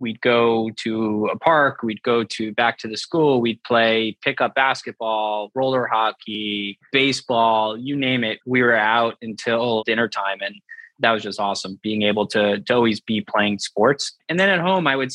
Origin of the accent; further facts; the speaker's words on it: Jericho, New York, United States; So I grew up in Long Island in New York, a nice, quiet suburban town called Jericho.